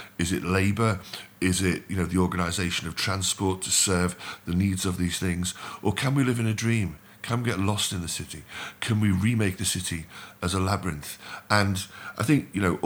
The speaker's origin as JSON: {"language": "English", "town": "Liverpool", "region": "North West England", "country": "United Kingdom", "said": "I'm from Liverpool"}